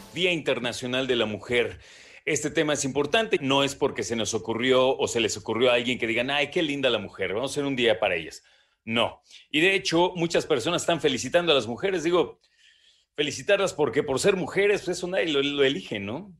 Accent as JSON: {"language": "Spanish", "country": "Mexico", "said": "como mexicanas"}